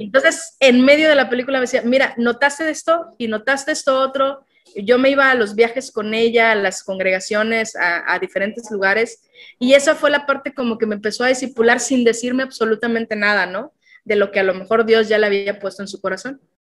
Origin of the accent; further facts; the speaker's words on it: Tapachula, Chiapas, Mexico; also born or lived in Tlaxcala, Mexico; a los nueve años el trabajo de mi papá hizo que nos viniéramos a Tapachula